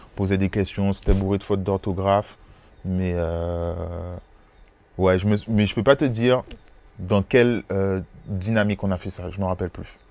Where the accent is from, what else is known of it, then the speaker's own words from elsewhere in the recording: Morne-à-l'Eau, Guadeloupe, France; j'ai grandi à Mornalo